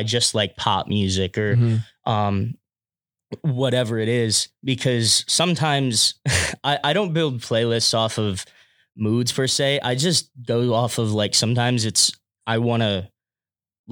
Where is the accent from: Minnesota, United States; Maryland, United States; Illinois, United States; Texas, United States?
Maryland, United States; Severn; double major in music and IR from Severn, Maryland.